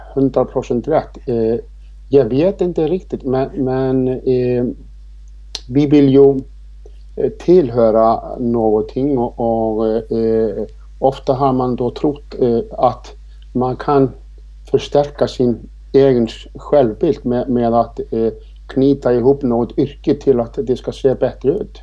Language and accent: Swedish; Iceland; now in Sweden; Jag är född och uppvuxen på Island men jag har bott här i 26 år i det här fantastiska fina Sverige